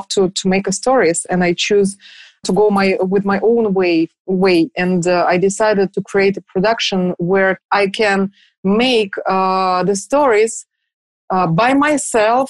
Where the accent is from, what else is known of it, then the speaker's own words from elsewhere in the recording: Moscow, Russia; also born or lived in Germany; we just moved back to Moscow